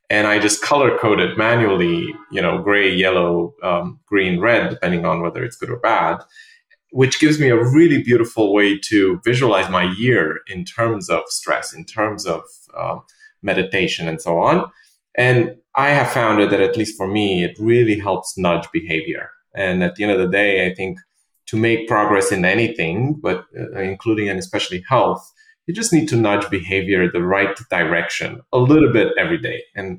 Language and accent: English; Romania; also born or lived in London; now in New York, United States